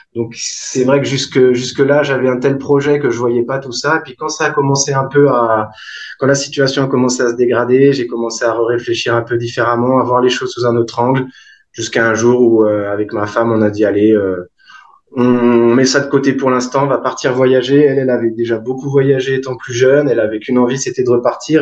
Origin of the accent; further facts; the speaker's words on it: Brittany, France; moved away as an adult; also born or lived in Champagne / Edinburgh, United Kingdom; now in Tahiti, French Polynesia; j'ai grandi en Bretagne.